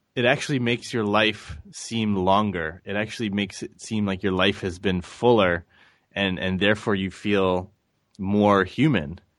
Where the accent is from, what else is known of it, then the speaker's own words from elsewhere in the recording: St. Louis, Missouri, United States; I grew up in Saint Louis, Missouri